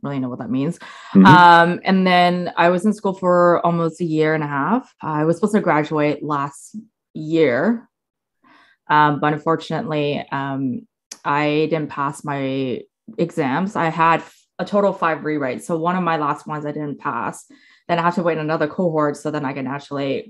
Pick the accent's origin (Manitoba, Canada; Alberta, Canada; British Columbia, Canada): British Columbia, Canada; Coquitlam; also born or lived in Ontario; now in South Surrey, Canada; I was born and raised in Coquitlam